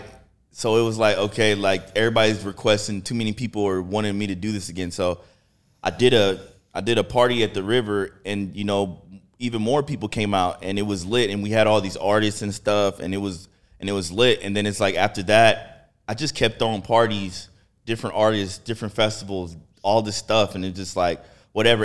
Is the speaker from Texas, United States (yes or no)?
yes; Houston, Texas, United States; I'm from Texas. I'm actually from Texas